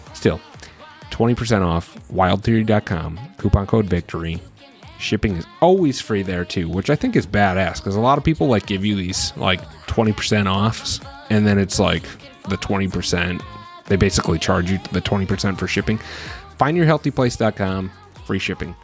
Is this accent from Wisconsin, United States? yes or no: yes; Wisconsin, United States; my home state of Wisconsin